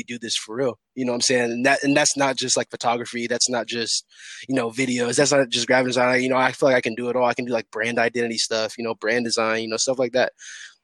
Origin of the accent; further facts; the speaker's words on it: Des Moines, Iowa, United States; I went to East